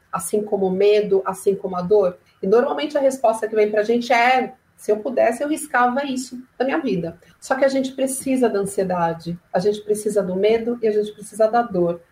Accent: São Paulo, Brazil; sou de São Paulo

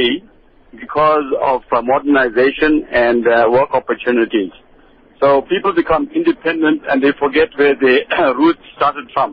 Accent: South Africa; now in Durban, South Africa; I'm an Indian, South African first

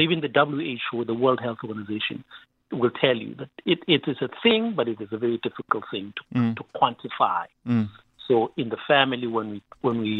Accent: Katlehong, Gauteng, South Africa; I grew up in Katlehong, in Shongwen, in Tlapo.

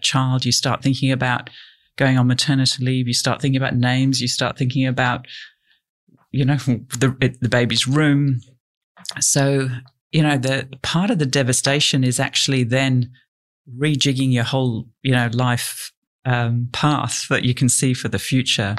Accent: Yorkshire and the Humber, United Kingdom; now in Australia; I grew up in Yorkshire in England.

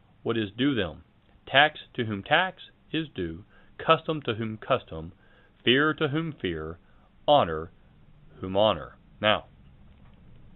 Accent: United States; As an American

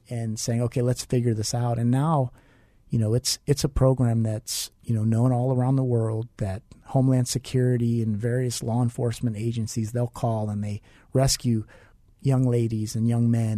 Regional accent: United States; also born or lived in Milwaukee, Wisconsin; now in Phoenix, United States; she moved out to where we lived in Pennsylvania, West Virginia, Ohio. Small town, we were poor

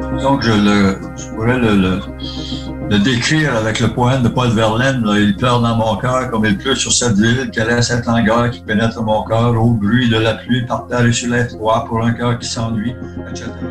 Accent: Gaspésie, Quebec, Canada; je suis gaspésien

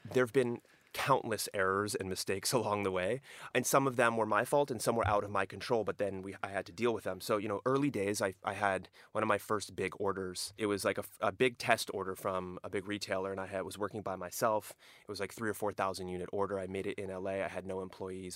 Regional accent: Southern California, United States; also born or lived in Europe; Growing up in Southern California, this is, these were my roots

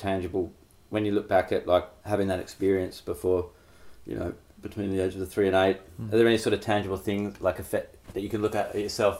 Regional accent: Perth, Western Australia, Australia; I grew up in Bull Creek.

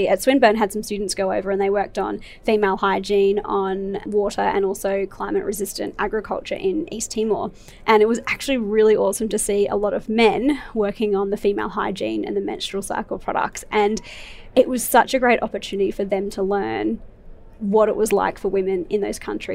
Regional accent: Brisbane, Queensland, Australia; I grew up in Brisbane

